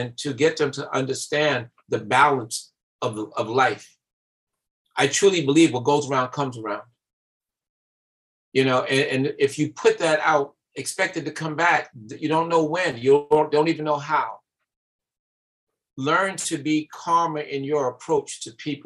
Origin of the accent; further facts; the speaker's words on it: New York City, New York, United States; I grew up in Bed-Stuy